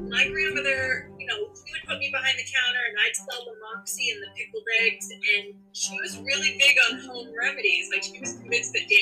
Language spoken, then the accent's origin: English; Sanford, Maine, United States; I'm a Mainer, born and raised in Sanford, Maine.